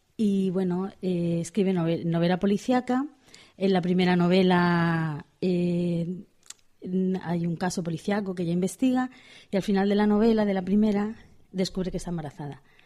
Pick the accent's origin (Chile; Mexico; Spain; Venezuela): Spain; Pamplona, Navarre; como soy de Pamplona